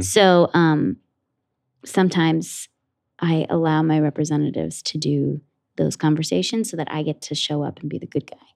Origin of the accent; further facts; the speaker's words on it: Ridgewood, New Jersey, United States; I grew up in Ridgewood, New Jersey, in Bergen County, like about 45 minutes outside of the city